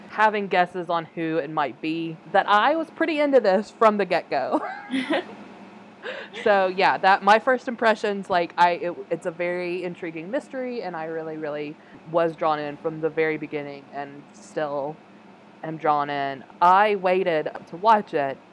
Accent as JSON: {"language": "English", "country": "United States", "said": "me as an American viewer"}